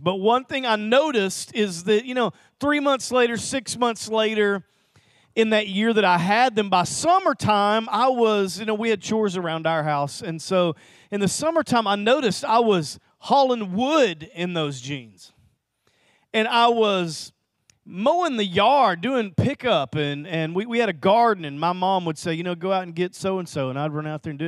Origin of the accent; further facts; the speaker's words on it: Little Rock, Arkansas, United States; Lanny and I grew up in Little Rock together